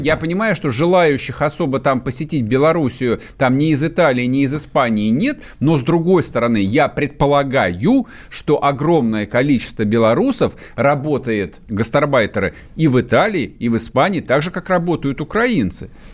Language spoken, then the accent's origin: Russian; Muscovites, Moscow, Russia; Мы, москвичи